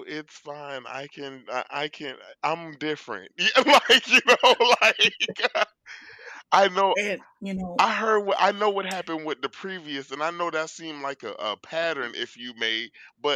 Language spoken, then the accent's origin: English; Florida, United States; I'm from Florida